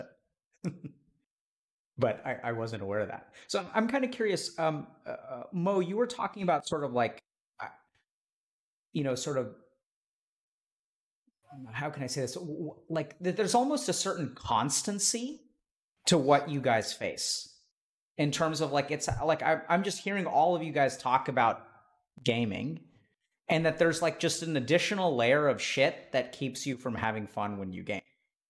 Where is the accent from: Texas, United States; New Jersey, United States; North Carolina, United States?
Texas, United States; East; I grew up in East Texas and I'm brown